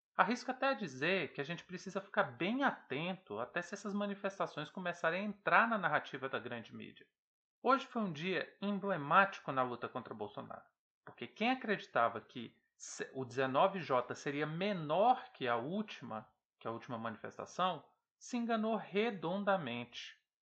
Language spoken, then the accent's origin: Portuguese; Ceres, Goiás, Brazil; minha cidade natal, Séries, no interior do Goiás